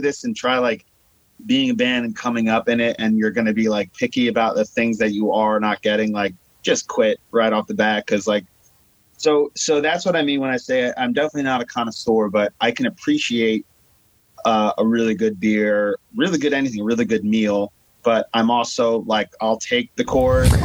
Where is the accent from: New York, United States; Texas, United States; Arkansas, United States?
New York, United States; Long Island; I'm from Long Island, New York.